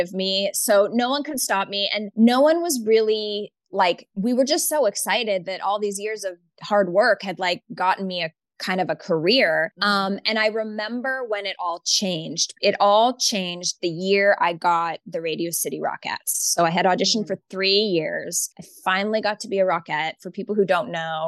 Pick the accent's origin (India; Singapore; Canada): Canada; moved away as an adult; also born or lived in New York City; I'm Canadian